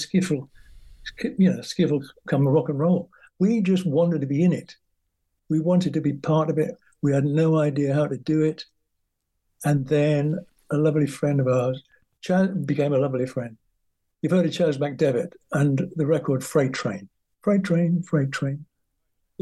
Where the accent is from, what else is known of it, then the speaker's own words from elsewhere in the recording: Newcastle upon Tyne, North East England, United Kingdom; moved away; Hank and I coming from Newcastle